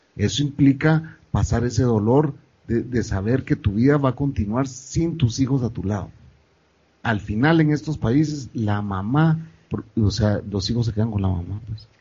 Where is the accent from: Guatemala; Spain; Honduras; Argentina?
Guatemala; moved away as an adult; después de 14 años de nacer en mi país, regresar, empezar de nuevo, a reconectarte con la gente